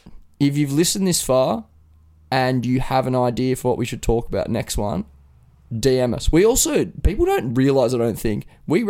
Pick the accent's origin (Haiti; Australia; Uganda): Australia; Sydney, New South Wales; I'm from Kingsford.